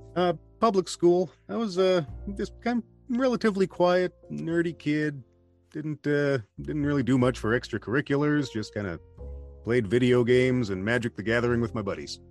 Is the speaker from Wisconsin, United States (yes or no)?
yes; southeast Wisconsin, United States; also born or lived in Milwaukee, Wisconsin; I have been living in Wisconsin my entire life. I was born in Milwaukee, and uh, probably lived in eight different locations following my dad's job, but always somewhere in usually southeast Wisconsin